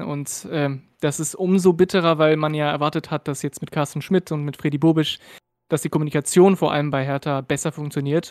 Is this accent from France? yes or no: yes; France; German is a second language; also born or lived in Berlin; now in Rhineland, Germany; habe ich keinen deutschen Hintergrund, ich bin aus Frankreich